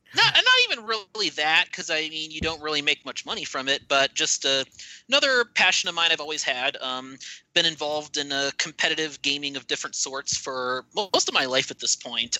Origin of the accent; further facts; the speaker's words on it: Cleveland, Ohio, United States; I'm from the Cleveland area myself. Actually, lived there most of my life